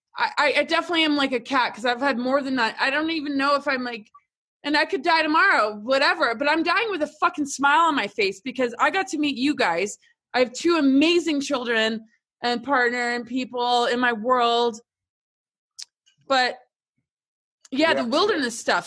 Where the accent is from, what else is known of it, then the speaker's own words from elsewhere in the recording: upstate New York, United States; moved away; also born or lived in England / Washington, D.C.; grew up like upstate New York and then Washington D.C.